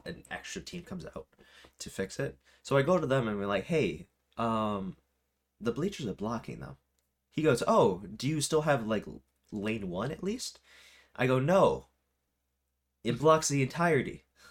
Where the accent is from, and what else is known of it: United States; also born or lived in Rochester, New York